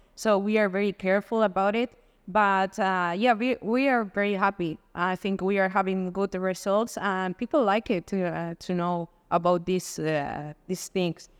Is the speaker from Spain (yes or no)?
yes; Madrid, Community of Madrid, Spain; moved away; also born or lived in Dubai; I'm from Spain, from Madrid